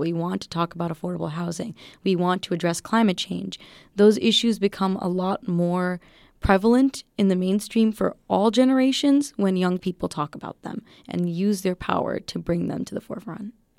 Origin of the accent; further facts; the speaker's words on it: Waukesha County, Wisconsin, United States; moved away; I came from the Waukesha County district, um, District thirteen in Wisconsin.